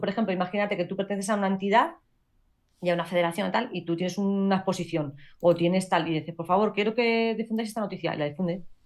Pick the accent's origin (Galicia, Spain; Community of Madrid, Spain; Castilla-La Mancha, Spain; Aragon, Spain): Castilla-La Mancha, Spain; la primera castilla-la manchega, que eso también es un orgullo para mi tierra